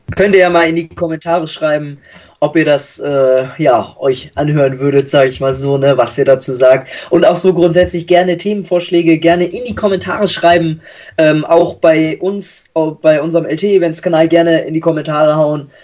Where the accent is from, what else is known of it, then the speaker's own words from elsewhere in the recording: between Hamburg and Bremen, Lower Saxony, Germany; Ich komme aus Niedersachsen zwischen Hamburg und Bremen oder wir drei, unser Team